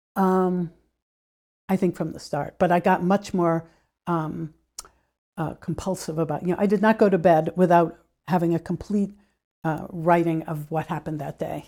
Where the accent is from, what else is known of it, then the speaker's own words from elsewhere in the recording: United States; as a U S citizen